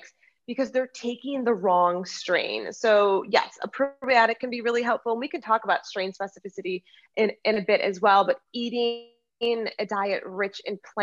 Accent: United States; also born or lived in Lucerne, Switzerland; I am American

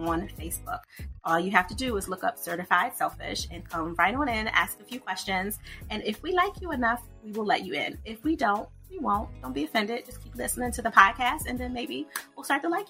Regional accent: United States; I'm American

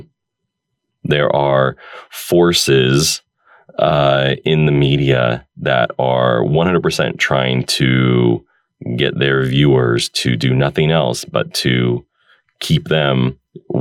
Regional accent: United States; also born or lived in Oregon; growing up in America

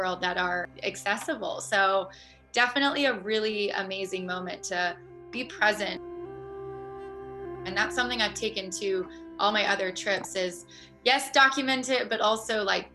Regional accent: Columbus, Ohio, United States; moved away as an adult; also born or lived in Miami Beach / New York / Australia; growing up in the Midwest in Columbus, Ohio

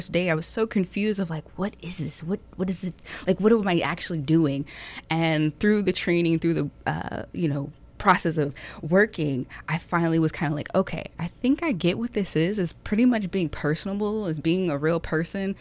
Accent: Norfolk and Virginia Beach, United States; I'm actually born and raised here. I like to call myself a hybrid because half of my life was spent in Norfolk. The other half was spent in Virginia Beach

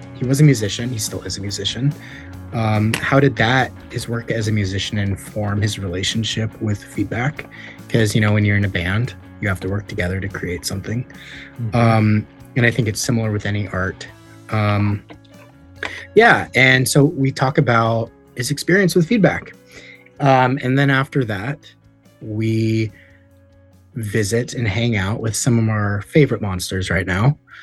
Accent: Los Angeles, California, United States; I grew up in Los Angeles

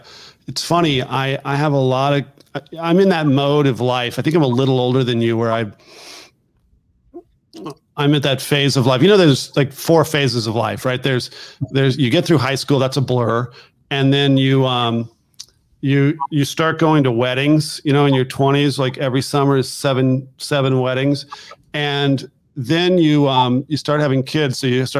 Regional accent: California, United States; I have people that can't believe I'm from California because I've been in Washington DC area so long.

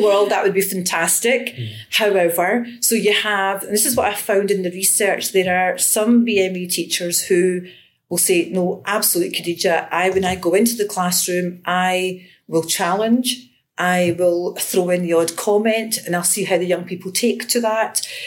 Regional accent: Glasgow, Scotland, United Kingdom; I grew up in Glasgow, and um, I attended a school in the south side of Glasgow

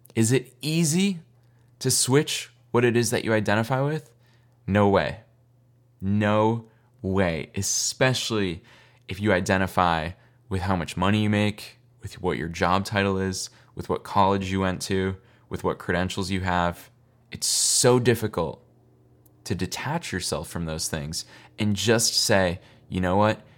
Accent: Boston, Massachusetts, United States; also born or lived in upstate New York; I grew up in Boston, but I have so much family in New York. I was born in upstate New York

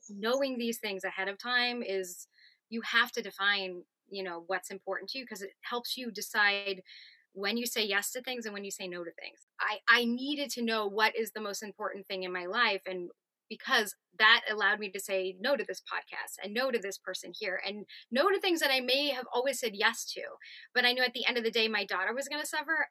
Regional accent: Southern California, United States; moved away as an adult; also born or lived in New York; I grew up in Southern California and um, doing, you know, the actor grind out there in Orange County, going to LA as a child

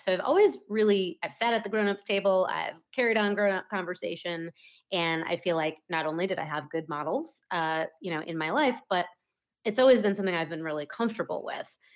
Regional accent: Maine, United States; moved away as an adult; also born or lived in Wells, Maine; now in Las Terrenas, Dominican Republic; I grew up in the state of Maine

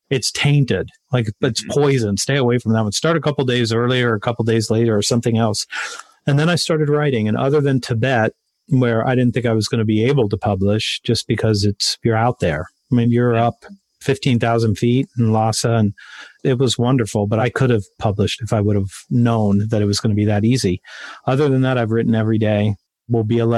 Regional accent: Westerville, Ohio, United States; also born or lived in Columbus; my hometown, Westerville

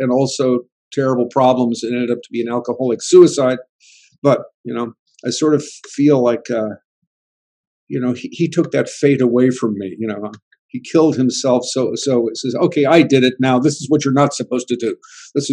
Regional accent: California, United States; I grew up in California

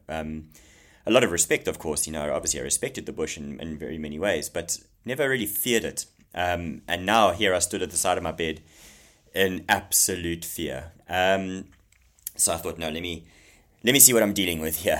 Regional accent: Zululand, KwaZulu-Natal, South Africa; I grew up in Zululand, okay, in KwaZulu Natal in South Africa

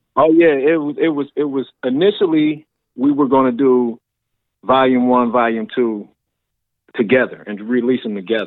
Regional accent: Massillon, Ohio, United States; now in Columbus, United States; I grew up in Maslin, Ohio, which it's about 40 or 50,000 people

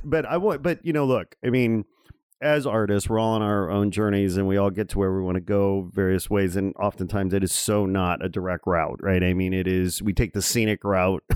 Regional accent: Chicago, Illinois, United States; moved away as an adult; now in Los Angeles, United States; I'm born and raised in uh, in and around the flyover city of Chicago.

